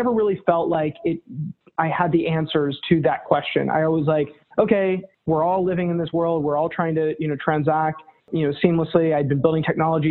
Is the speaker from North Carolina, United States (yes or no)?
yes; North Carolina, United States; now in New York, United States; Born and raised in North Carolina, live in New York now